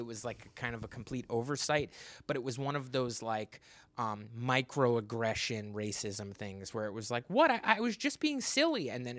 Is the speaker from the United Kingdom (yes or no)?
yes; United Kingdom; I'm British.